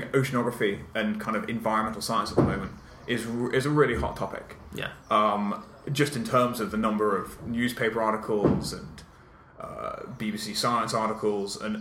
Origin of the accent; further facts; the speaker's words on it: South Downs, south coast of the UK, South East England, United Kingdom; also born or lived in London / Southampton / Oxford / Cambridge; I grew up on the south coast of the UK, in the South Downs. I was born in London, but my parents moved when I was 6 months old